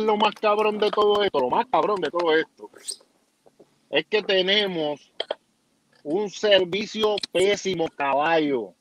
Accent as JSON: {"language": "Spanish", "town": "Florida", "country": "Puerto Rico"}